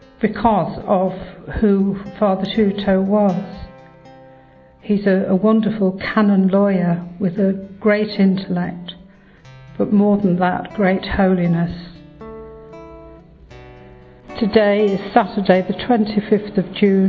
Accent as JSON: {"language": "English", "region": "Midlands", "country": "United Kingdom", "said": "I'm from the Midlands in England."}